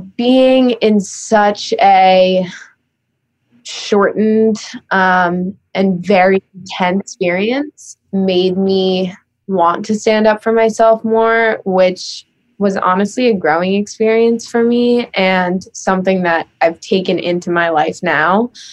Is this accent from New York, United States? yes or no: yes; New York City, New York, United States; growing up in New York City